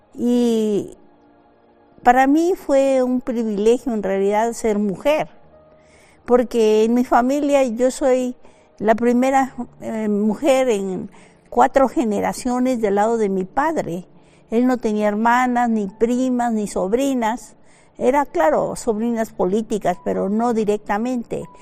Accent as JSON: {"language": "Spanish", "town": "Ciudad Madero", "region": "Tamaulipas", "country": "Mexico", "tie": "born or raised there", "also_born_or_lived": "France", "moved": "as an adult", "said": "Yo nací en Ciudad Madero, Tamaulipas, la capital petrolera de México"}